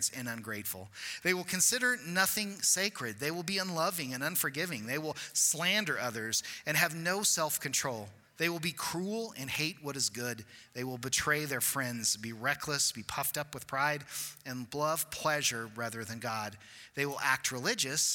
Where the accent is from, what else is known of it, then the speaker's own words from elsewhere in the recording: Cortez, United States; growing up in a small town, I grew up in Cortez and in a small church